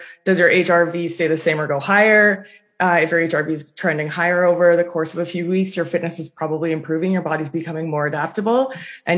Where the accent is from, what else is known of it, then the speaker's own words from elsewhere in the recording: Toronto, Ontario, Canada; I'm from Toronto